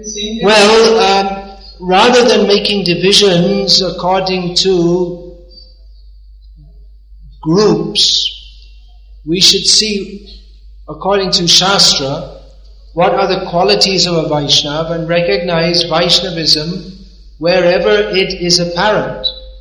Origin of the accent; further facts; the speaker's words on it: India; Why? Because we're Indian. Indians are better. Why are Indians better? Well, I'm an Indian, so they must be better.